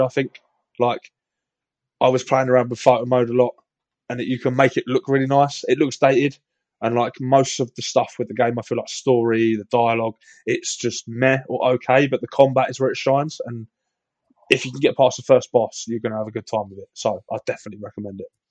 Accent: England, United Kingdom; I am painfully English

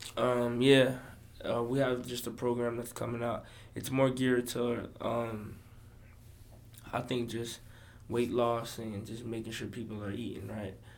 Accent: Florida, United States; also born or lived in Boston, Massachusetts; I'm from Florida

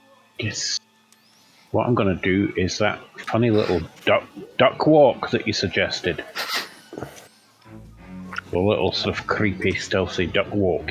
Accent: Scotland, United Kingdom; I know I'm Scottish

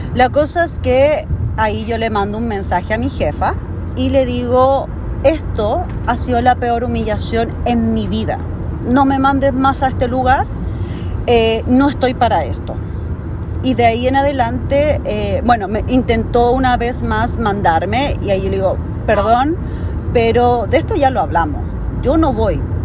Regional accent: Chile; moved away as an adult; also born or lived in Canada; now in Vancouver, Canada; yo soy de Chile, conocí mi actual marido en Chile

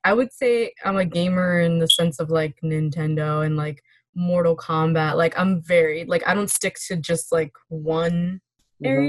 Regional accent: New York City, New York, United States; I'm from Queens.

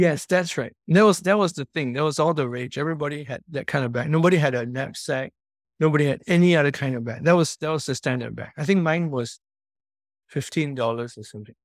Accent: Singapore; growing up where I grew up, in Commonwealth Close, which is a public housing estate

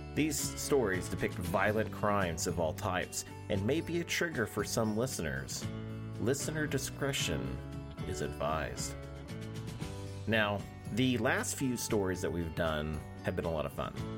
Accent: Oklahoma, United States; I'm an Oklahoman

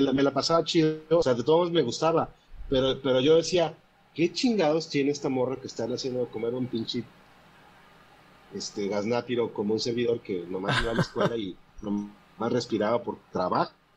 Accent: Puebla, Mexico; yo soy de Puebla

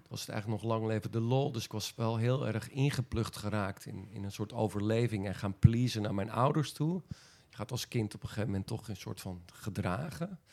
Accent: Friesland, Netherlands; als Friese jongen

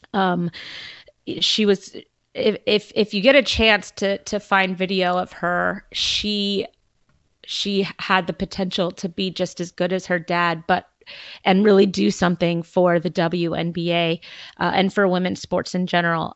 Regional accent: Southern California, United States; moved away; I am originally from Southern California, and I grew up a giant Laker fan.

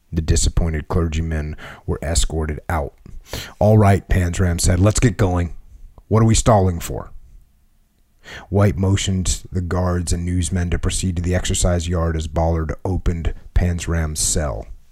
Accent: New England, United States; I grew up in New England

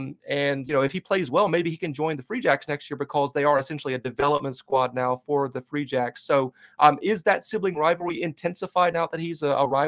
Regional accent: the South, United States; Like when I first told people about it, you know, I'm from the South, so people are like, "What is happening here?

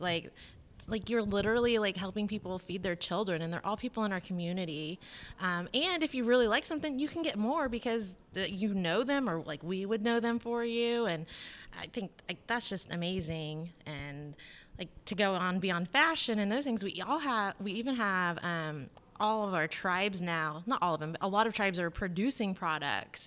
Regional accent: Tulsa, Oklahoma, United States; I was born in Tulsa, um, I lived in the Creek Nation

